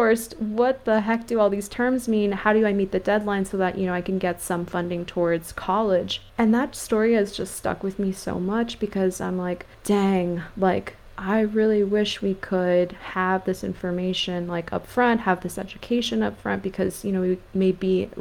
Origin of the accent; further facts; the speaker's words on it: California, United States; I grew up in California